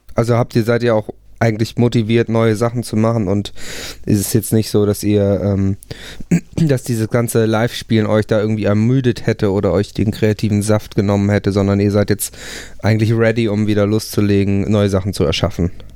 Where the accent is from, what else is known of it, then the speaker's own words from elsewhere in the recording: Buchholz in der Nordheide, Lower Saxony, Germany; now in Hamburg, Germany; Ich komme tatsächlich aus der Nähe von Hamburg